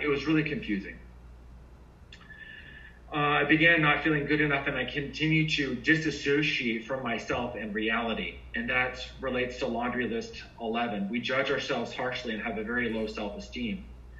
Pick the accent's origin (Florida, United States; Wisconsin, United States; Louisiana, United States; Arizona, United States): Florida, United States; also born or lived in Hawaii; now in Fort Lauderdale, United States; I was born in Hawaii. I come from a military family. My elementary, middle school, and high school was actually in Central Florida. I am located in Fort Lauderdale.